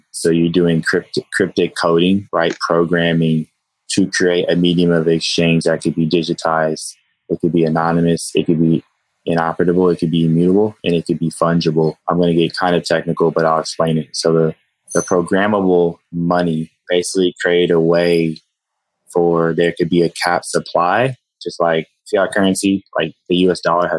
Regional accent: Texas, United States; I'm a Texan

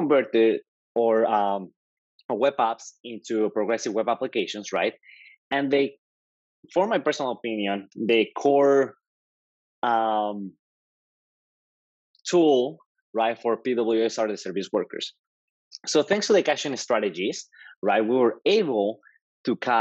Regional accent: Mexico; English is a second language; moved away as an adult; also born or lived in Georgia, United States / Florida, United States; now in New York, United States; I'm actually Mexican. As you can tell, okay. I have an accent. So I'm from Mexico. I moved to the US 10 years ago

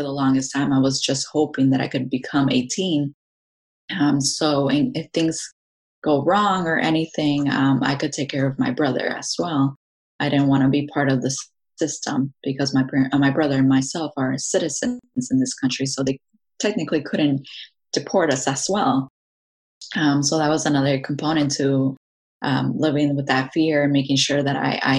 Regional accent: Aurora, United States; I was born and raised in Aurora. I consider myself Mexican American, and living in this country, knowing both cultures, I think that's really important to have.

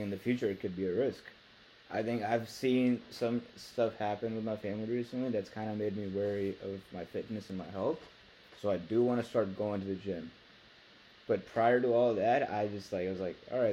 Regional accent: Pakistan; I'm from Pakistan

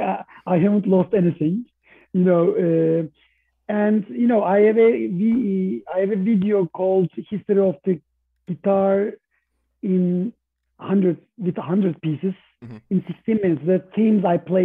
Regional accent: Istanbul, Turkey; I was raised in Istanbul

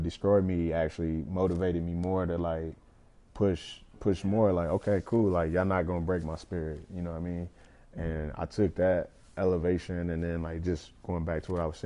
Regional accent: Lexington, Kentucky, United States; growing up in Lex

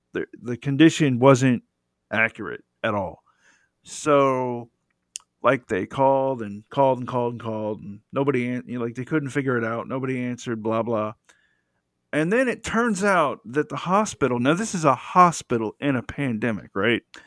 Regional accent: Georgia, United States; also born or lived in Metro Atlanta; I grew up in Georgia

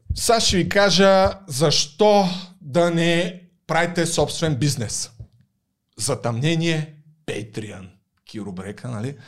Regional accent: Targovishte, Targovishte Province, Bulgaria; accent: Targovishte dialect; now in Sofia, Bulgaria; съм от търговище и факта, че говоря така, е умишлено, за да подчертая моят търговешки происход.

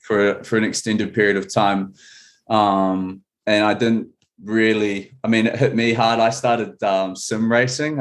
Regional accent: New Zealand; now in Seattle, United States; I'm from New Zealand

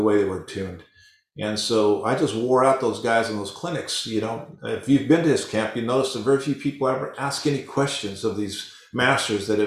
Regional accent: El Paso, Texas, United States; as a youngster growing up in El Paso, Texas

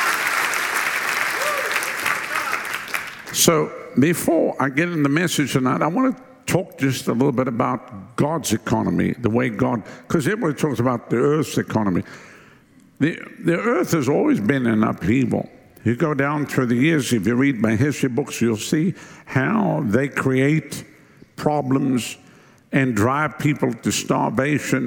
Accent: South Africa; moved away as an adult; now in United States; my wife and I come from Southern Africa, and when we left South Africa years ago, we came here December 1987

